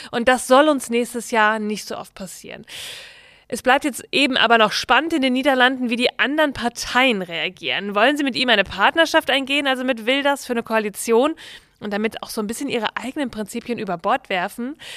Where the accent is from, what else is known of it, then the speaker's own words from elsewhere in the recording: Bielefeld, North Rhine-Westphalia, Germany; der Vorsitzende der FDP aus meiner Heimatstadt in Bielefeld